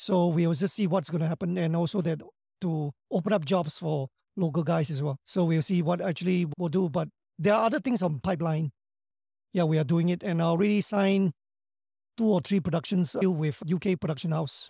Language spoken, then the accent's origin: English; Singapore; I come from Singapore, not known to many